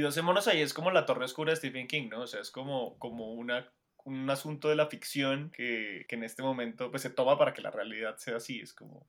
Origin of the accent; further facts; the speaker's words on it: Colombia; uno como colombiano